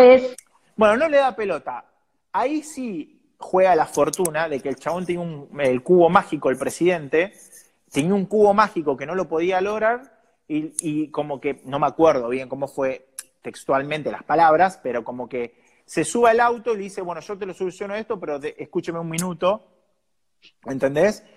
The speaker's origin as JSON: {"language": "Spanish", "town": "San Nicolás de los Arroyos", "region": "Buenos Aires Province", "country": "Argentina", "moved": "yes", "said": "yo salí de un club de San Nicolás"}